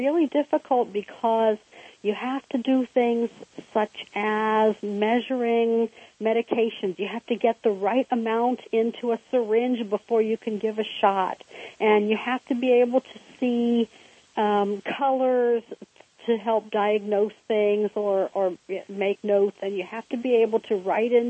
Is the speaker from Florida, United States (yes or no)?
no; Cincinnati, Ohio, United States; I grew up in Cincinnati